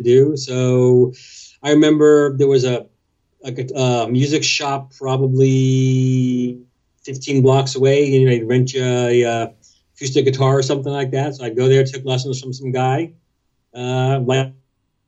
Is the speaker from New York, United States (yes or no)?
yes; New York City, New York, United States; also born or lived in Brooklyn; I was born in Brooklyn, so probably in Brooklyn. And we moved to Queens, like when I was about 2.5. So just in New York City